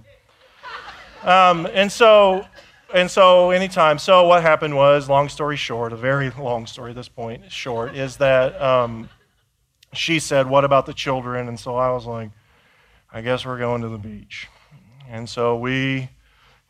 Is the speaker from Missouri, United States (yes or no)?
no; Indiana, United States; I grew up in Indiana